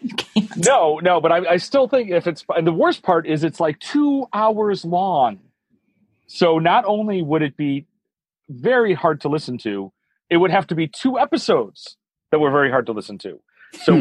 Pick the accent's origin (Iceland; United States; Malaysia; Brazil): United States; Chicago, Illinois; moved away as an adult; now in San Francisco, United States; as a lifetime Chicagoan and Midwestern person